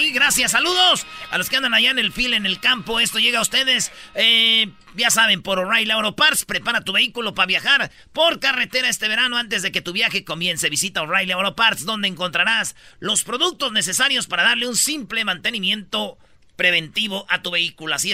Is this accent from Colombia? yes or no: no; Mexico; Señorita Laura, es que, yo soy mexicano.